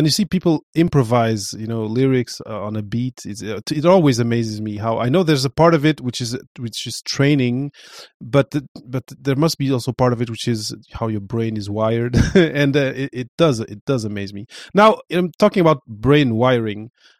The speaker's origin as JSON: {"language": "English", "country": "Portugal", "said": "I know I come from Portugal, my mom is from Cape Verde, my father is from Portugal, so I was always kind of weird"}